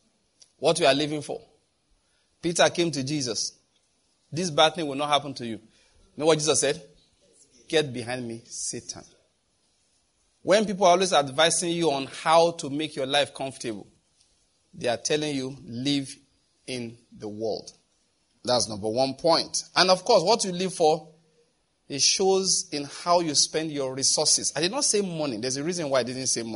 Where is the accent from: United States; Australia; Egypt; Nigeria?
Nigeria; We are Nigerian.